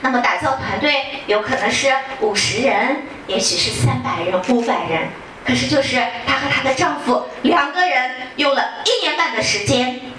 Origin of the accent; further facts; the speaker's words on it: Xinjiang, China; 我来自遥远而美丽的新疆，